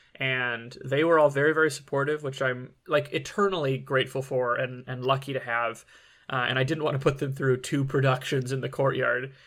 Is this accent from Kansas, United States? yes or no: no; Michigan, United States; I'm from Michigan and, you know, when I was born, it was like the, uh, height of the bad boys